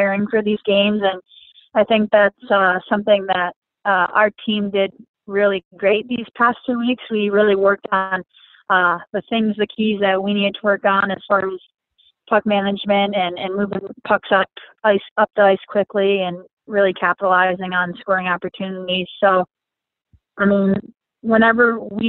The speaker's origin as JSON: {"language": "English", "region": "Michigan", "country": "United States", "tie": "born or raised there", "moved": "yes", "said": "I grew up playing hockey in Michigan"}